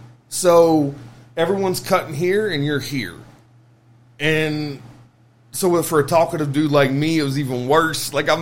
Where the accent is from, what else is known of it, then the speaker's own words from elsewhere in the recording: Kentucky, United States; also born or lived in Lexington; as far as where I'm from, I was born in Lexington, raised there till I was five. My brother was three, and my parents, my dad's family's all Marion County. And my mom's family is all Ashland, Kentucky.